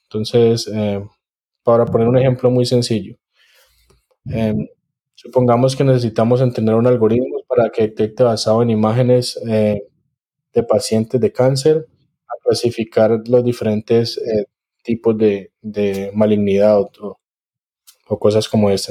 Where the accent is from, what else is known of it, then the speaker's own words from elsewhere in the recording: Cali, Valle del Cauca, Colombia; now in College Station, United States; soy caleño